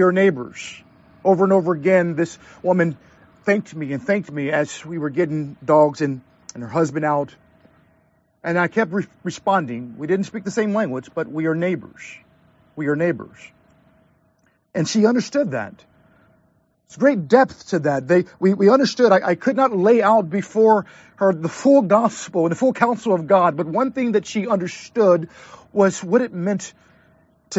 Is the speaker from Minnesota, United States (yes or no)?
no; St. Louis, Missouri, United States; moved away; also born or lived in Southern California; I grew up in the Midwest. I'm from St. Louis, Missouri, the gateway city.